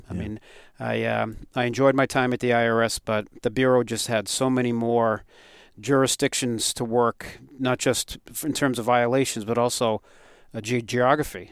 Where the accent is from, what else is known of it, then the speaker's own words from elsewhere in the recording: Westborough, Massachusetts, United States; growing up in Westboro